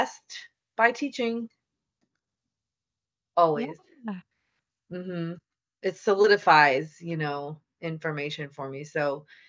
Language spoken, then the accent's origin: English; Louisiana, United States; I'm from Louisiana